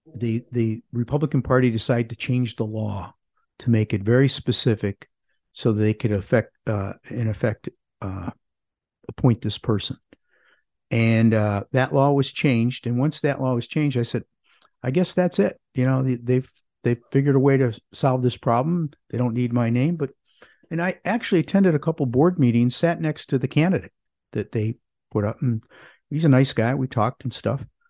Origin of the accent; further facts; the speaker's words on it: Parma, Ohio, United States; now in Greensboro, United States; I grew up in a suburb of Cleveland called Parma